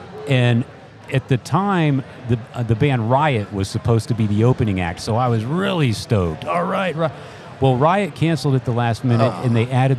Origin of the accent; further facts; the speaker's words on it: San Antonio, Texas, United States; now in Austin, United States; been in Austin for like 28 years, but prior to that, in my formative years, as a teenager, mm-hmm. I was growing up in San Antonio